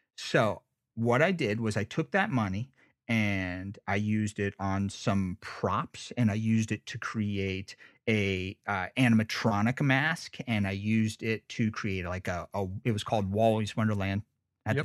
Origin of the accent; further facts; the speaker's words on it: United States; I'm from Lake Tahoe